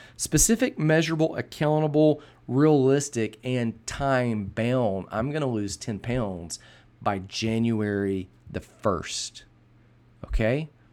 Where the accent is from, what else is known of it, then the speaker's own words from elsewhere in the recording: Birmingham, Alabama, United States; also born or lived in Texas; we moved from Texas to Birmingham, Alabama, uh, from the summer of my fourth grade year to start my fifth grade year